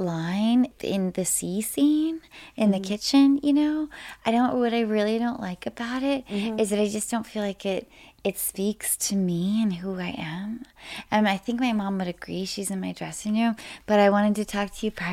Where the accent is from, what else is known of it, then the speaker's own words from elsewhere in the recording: Washington, United States; I grew up in Washington State